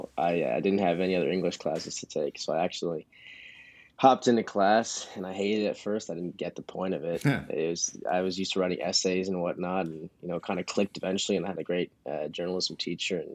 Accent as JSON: {"language": "English", "town": "Ann Arbor", "region": "Michigan", "country": "United States", "moved": "as an adult", "lives_now": "Eugene, United States", "said": "I'm originally from Ann Arbor, Michigan"}